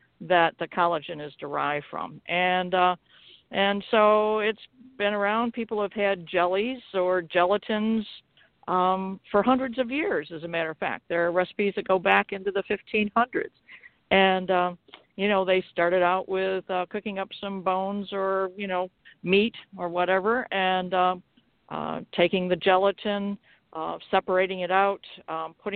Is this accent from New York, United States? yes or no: yes; LeRoy, New York, United States; I'm from LeRoy, New York, and that's where I'm calling from